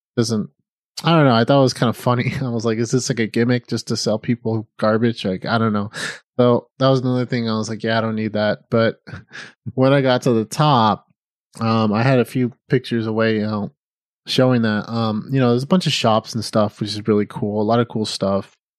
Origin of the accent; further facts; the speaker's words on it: Midwest, United States; moved away as an adult; I'm from the Midwest, and when I was eighteen, I didn't know what I wanted to do with my life. So, I joined the Navy